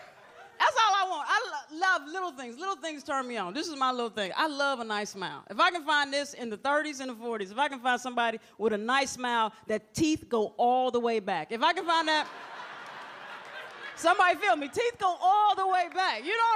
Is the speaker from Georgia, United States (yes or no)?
yes; Atlanta, Georgia, United States; Because I'm originally from Atlanta, Georgia. And like Atlanta, we just way laid back.